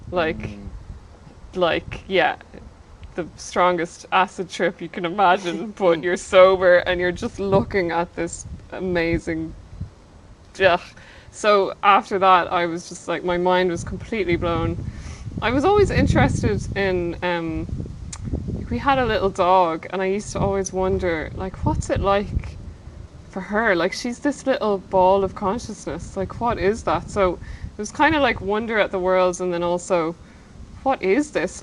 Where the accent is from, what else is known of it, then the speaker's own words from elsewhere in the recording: Ireland; growing up in Ireland